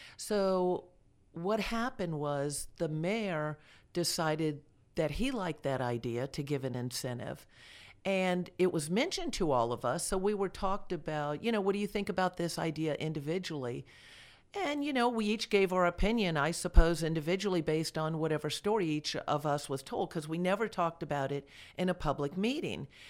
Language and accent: English; Delray Beach, Florida, United States; moved away as an adult; also born or lived in Georgia; now in Villa Rica, United States; I grew up in Delray Beach, Florida, that's, uh, well, I was born there, so I was a native Floridian